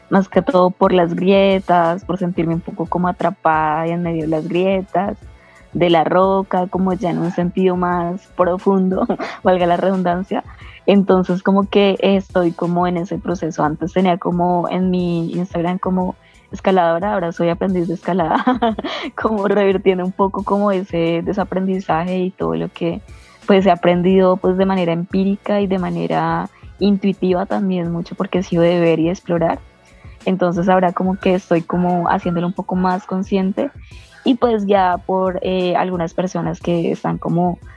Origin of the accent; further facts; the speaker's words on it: Ibagué, Tolima, Colombia; colombiana, nací en una ciudad que se llama Ibagué. Es la ciudad, eh, digamos, como amortiguador del Parque Nacional Natural de los Nevados, el Nevado del Tolima, es como el pie de ruta eh, en mi ciudad.